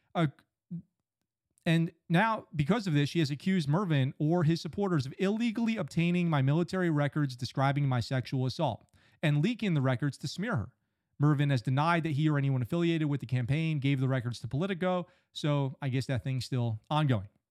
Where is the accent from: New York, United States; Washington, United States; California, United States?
New York, United States; Poughkeepsie; moved away as an adult; also born or lived in San Diego; I'm from Poughkeepsie, New York